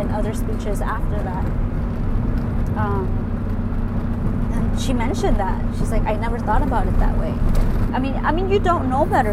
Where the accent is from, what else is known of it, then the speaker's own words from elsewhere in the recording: California, United States; first language Spanish; English is a second language; also born or lived in Mexico; I was brought here at 4 years old. I don't know anything besides California.